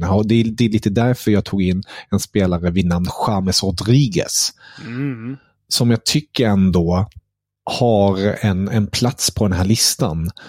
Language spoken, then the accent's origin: Swedish; Germany; som tysk